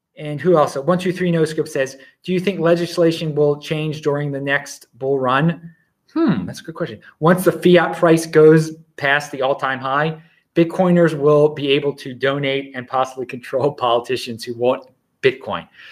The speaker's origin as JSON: {"language": "English", "town": "Baltimore", "region": "Maryland", "country": "United States", "said": "I'm from Baltimore."}